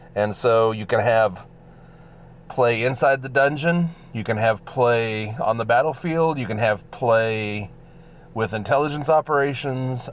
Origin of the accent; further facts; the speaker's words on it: Texas, United States; accent: drawl; I'm from Texas